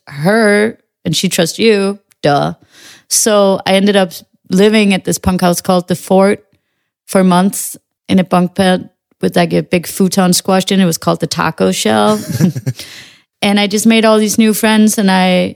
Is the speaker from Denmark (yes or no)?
yes; Western Jutland, Central Denmark Region, Denmark; moved away as an adult; also born or lived in Copenhagen, Denmark; now in New York, United States; my hometown on the west coast of Denmark